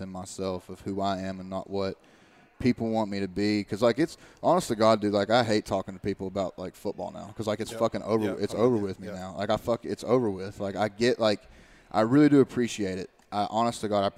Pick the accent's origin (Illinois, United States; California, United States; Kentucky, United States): Kentucky, United States; Eastern; moved away; my hometown and everything like that. And I was like, literally, you go back to Eastern Kentucky